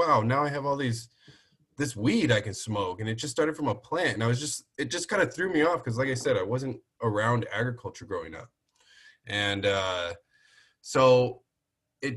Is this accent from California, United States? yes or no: yes; Orange County, California, United States; moved away as an adult; now in Las Vegas, United States; growing up in Orange County